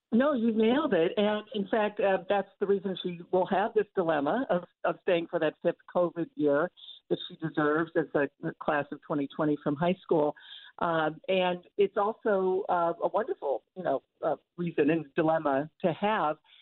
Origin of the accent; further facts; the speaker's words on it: Toledo, Ohio, United States; moved away; growing up in Toledo on my way to Northwestern